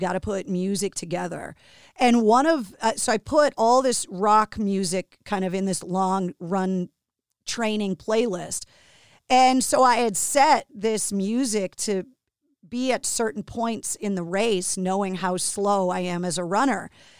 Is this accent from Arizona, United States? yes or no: no; Boston, Massachusetts, United States; being born and raised in Boston and working in radio at WAF all those years